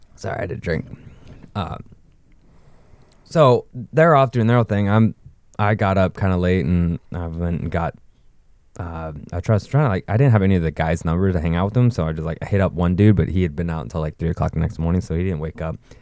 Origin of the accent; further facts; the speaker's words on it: Northern California, United States; we're from Calif-, Northern California